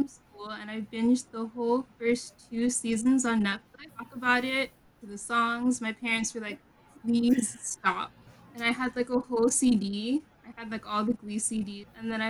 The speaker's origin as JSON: {"language": "English", "town": "Boston", "region": "Massachusetts", "country": "United States", "said": "I am from Boston."}